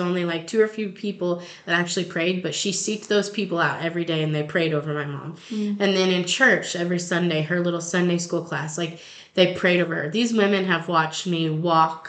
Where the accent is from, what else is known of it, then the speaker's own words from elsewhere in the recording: Long Lane, Missouri, United States; We're from Long Lane